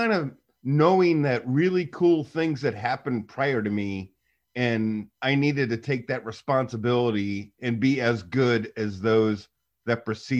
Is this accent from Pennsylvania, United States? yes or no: no; St. Louis, Missouri, United States; And we grew up in St. Louis.